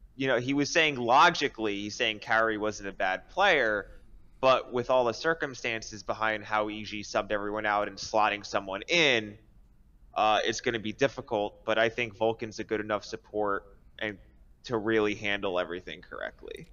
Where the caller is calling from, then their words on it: Jersey City, New Jersey, United States; I'm calling from Jersey City, New Jersey